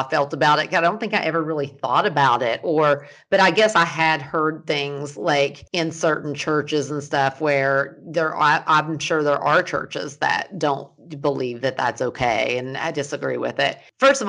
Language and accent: English; the South, United States; now in California, United States; growing up in the South as a Christian